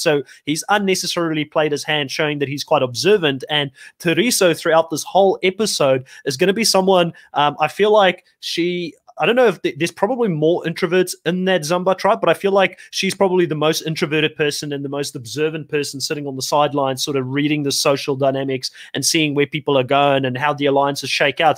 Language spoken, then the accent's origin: English; South Africa; being a South African myself